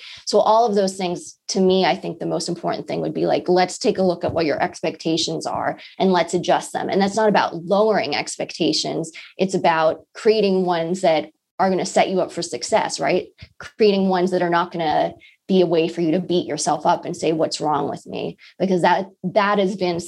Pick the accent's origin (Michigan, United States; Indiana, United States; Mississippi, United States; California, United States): California, United States; Los Angeles; moved away; I'm from Los Angeles. I haven't visited my family in over a year.